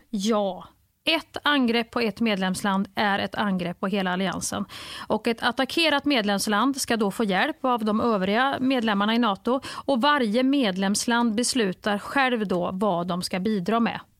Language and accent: Swedish; Kristinehamn, Värmland, Sweden; moved away; när jag växte upp i Kristinehamn